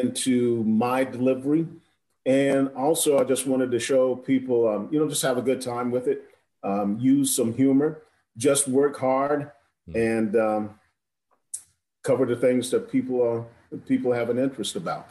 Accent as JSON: {"language": "English", "region": "South Carolina", "country": "United States", "tie": "born or raised there", "said": "as a black guy growing up in South Carolina"}